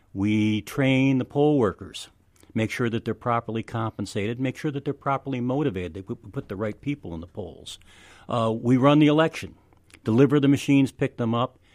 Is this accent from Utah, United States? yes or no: no; Rochester, New York, United States; moved away as an adult; now in Madison, United States; I'm really from Rochester, New York.